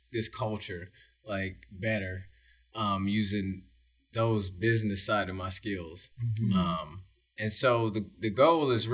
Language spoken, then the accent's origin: English; Detroit, Michigan, United States; moved away; I come from Detroit, Michigan